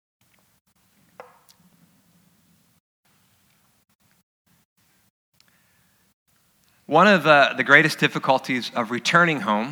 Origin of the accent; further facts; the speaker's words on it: Dagsboro, Delaware, United States; moved away; also born or lived in San Diego; My hometown, I'm from Dagsboro, Delaware, which is just 4 miles inland from Bethany Beach.